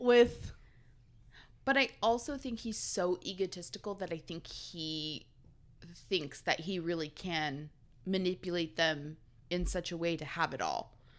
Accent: West Coast, United States; we're West Coasters

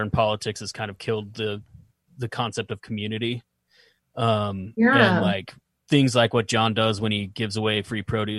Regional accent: Utah, United States; We're from Utah.

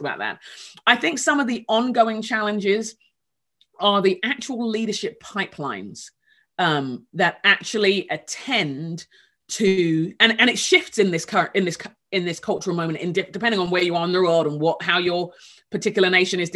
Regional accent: England, United Kingdom; moved away as an adult; also born or lived in Nigeria (heritage); now in Minneapolis, United States; England, where I grew up.

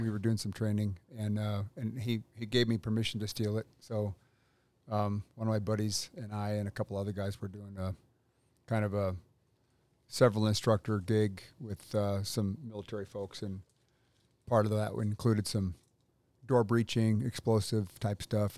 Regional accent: Pacific Northwest, United States; moved away as an adult; now in North Carolina, United States; I grew up in the Northwest, went in the Army in eighty-four

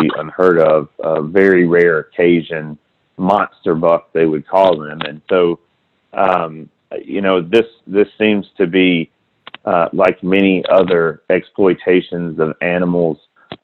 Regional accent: South Alabama, United States; I grew up in South Alabama

